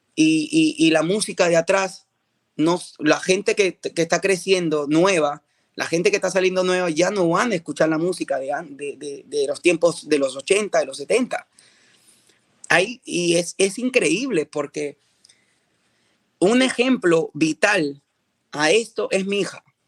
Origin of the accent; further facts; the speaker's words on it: Peru; now in United States; estoy regresando a mi país, a mi país de origen, Perú